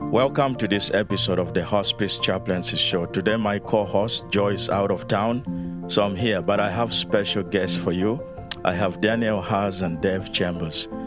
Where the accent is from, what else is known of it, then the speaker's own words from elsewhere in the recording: Cologne area, North Rhine-Westphalia, Germany; now in United States; I grew up in the Cologne area